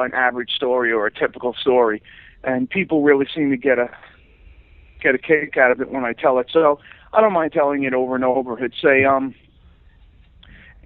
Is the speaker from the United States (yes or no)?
yes; Long Island, New York, United States; also born or lived in Queens / East Boston; the better part of my childhood and my years in my teens was on Long Island